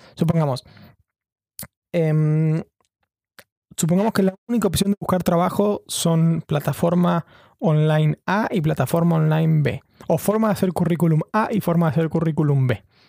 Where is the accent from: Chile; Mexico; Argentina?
Argentina; Chubut; also born or lived in Buenos Aires, Argentina; now in London, United Kingdom; yo soy de Chubut, de la provincia de Chubut en Argentina